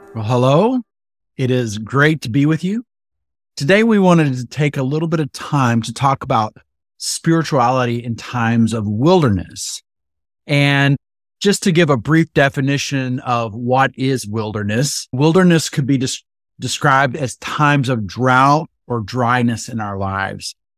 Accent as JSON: {"language": "English", "region": "West Texas", "country": "United States", "tie": "born or raised there", "said": "I grew up in Texas, in West Texas, and it is actually a desert out there"}